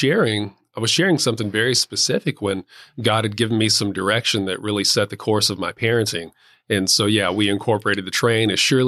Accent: Texas, United States; I am from West Texas.

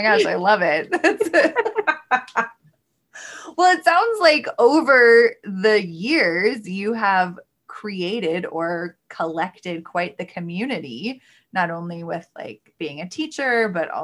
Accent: Pacific Northwest, United States; Growing up in the Pacific Northwest

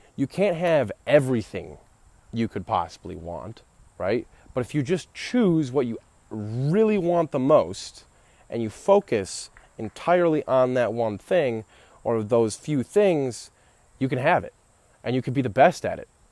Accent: Royal Oak, Michigan, United States; I was born in Royal Oak, Michigan at Beaumont Hospital and still live in Michigan

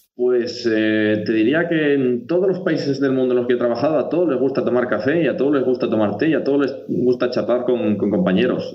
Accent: Asturias, Spain; moved away; como somos los asturianos

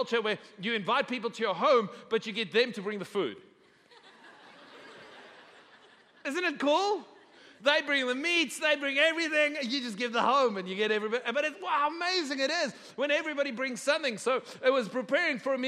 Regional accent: South Africa; now in Texas, United States; I'm a South African by birth, and South African culture is very communal, okay? So it's an adjustment for me living in Texas

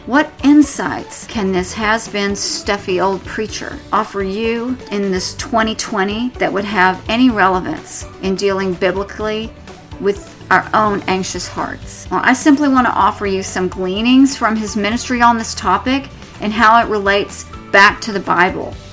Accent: Tornado Alley, United States; moved away; I'm from Tornado Alley

